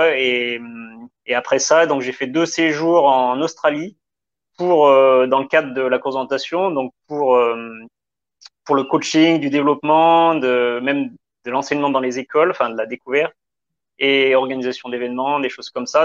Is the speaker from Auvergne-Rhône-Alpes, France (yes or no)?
yes; south of the Loire, Pilat massif, Auvergne-Rhône-Alpes, France; je suis originaire donc du sud de la Loire, donc de la campagne, on va dire, parce que donc mon père il est éleveur de vaches laitières, donc vraiment à la campagne, dans une dans un massif qui s'appelle le, le, Pila